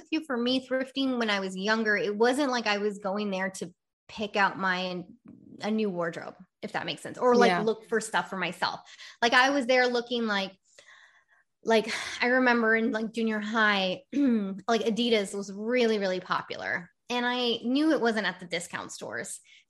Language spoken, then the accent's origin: English; California, United States; now in Massachusetts; but I did see a big difference when I came from the West Coast to the East Coast.